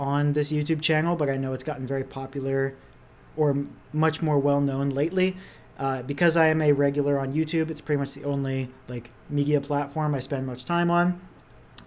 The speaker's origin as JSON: {"language": "English", "country": "Canada", "said": "I'm just a Canadian guy"}